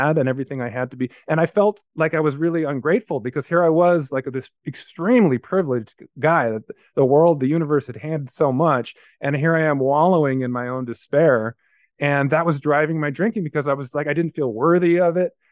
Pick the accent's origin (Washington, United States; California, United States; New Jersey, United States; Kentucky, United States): California, United States; Los Angeles; I grew up in a place called Carthay Circle